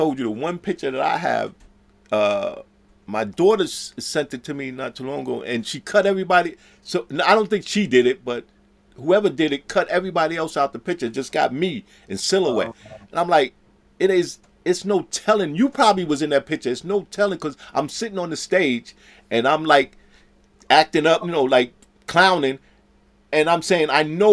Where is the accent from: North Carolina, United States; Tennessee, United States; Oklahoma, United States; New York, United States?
New York, United States; New York City